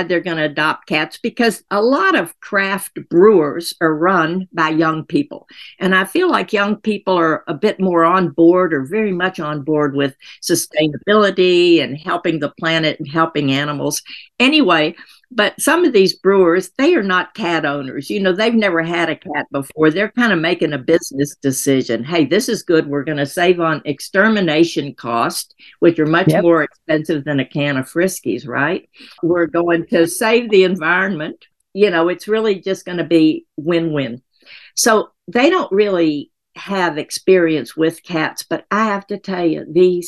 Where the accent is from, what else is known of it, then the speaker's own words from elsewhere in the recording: Tennessee, United States; moved away; I'm from Tennessee originally